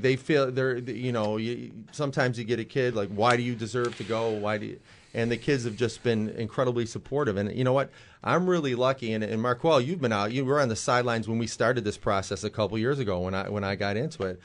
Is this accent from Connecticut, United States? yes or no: no; Buffalo, New York, United States; distrustful as a Buffalonian